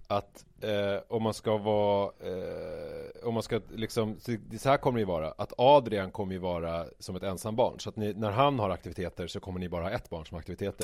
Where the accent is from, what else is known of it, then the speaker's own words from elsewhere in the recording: Vega, Stockholm County, Sweden; also born or lived in Vasastan, Stockholm; jag flyttade från Vasastan till Vega 1986 när jag var ja. sex år.